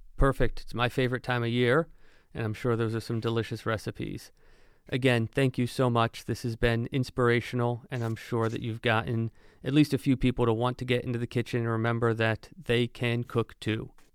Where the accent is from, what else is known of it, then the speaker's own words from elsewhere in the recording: Monmouth County, New Jersey, United States; now in Pensacola, United States; as someone who has lived in New Jersey, I'm originally from New Jersey